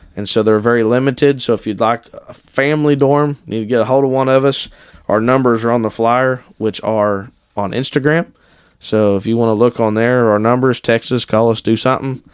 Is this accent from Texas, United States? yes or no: no; Ohio, United States; I was born and raised in Ohio